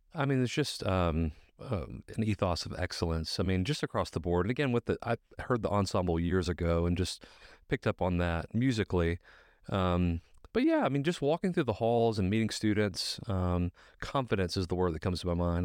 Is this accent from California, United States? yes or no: no; Alabaster, Alabama, United States; also born or lived in Birmingham, Alabama; I'm from Birmingham originally, grew up in Alabaster